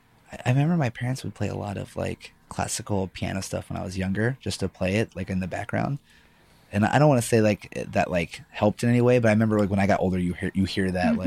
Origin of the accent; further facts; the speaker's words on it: Baltimore, Maryland, United States; accent: mix of Baltimore and northern twang; moved away; Yeah, we're both originally from Baltimore, Des. So like we say, like our accent is a mix between yours and like a weird fucking twang of whatever northern.